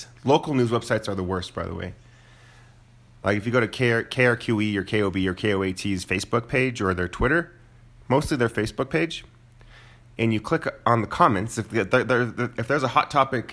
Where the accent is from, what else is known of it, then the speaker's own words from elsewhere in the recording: Moriarty, New Mexico, United States; I grew up in Moriarty where, you know, there were, my parents had guns